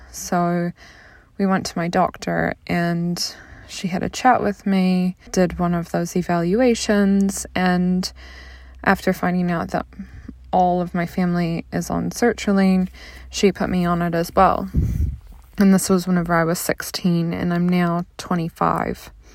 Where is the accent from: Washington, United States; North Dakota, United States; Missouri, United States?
Missouri, United States; a little town outside of St. Louis; I'm from the Midwest, um, a little town outside of St. Louis, Missouri